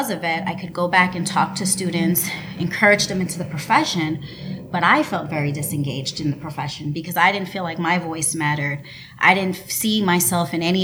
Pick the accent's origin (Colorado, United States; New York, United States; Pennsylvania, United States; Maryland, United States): New York, United States; New York City; moved away as an adult; also born or lived in Tuskegee, Alabama / Ithaca, New York; now in Houston, United States; I currently practice in Houston, Texas, but originally from New York City